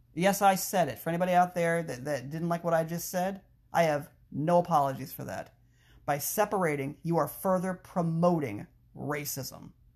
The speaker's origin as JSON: {"language": "English", "town": "Frederick", "region": "Maryland", "country": "United States", "tie": "born or raised there", "said": "my hometown, Frederick, Maryland"}